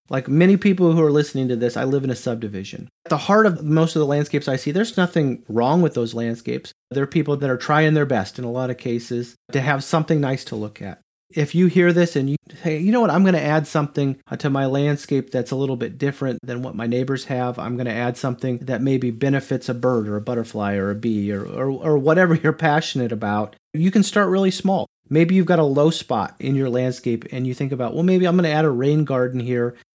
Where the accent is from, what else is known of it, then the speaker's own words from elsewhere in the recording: Grand Island, Nebraska, United States; moved away as an adult; now in Knoxville, United States; I'm from Nebraska, and so I'm kind of from the prairie zone, the area that they call the Great Plains, which was one hundred percent tall grass prairie where I grew up